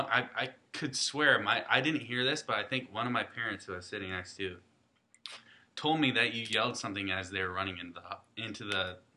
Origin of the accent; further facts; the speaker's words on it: Hudsonville, Michigan, United States; I'm from Huntsville, Michigan.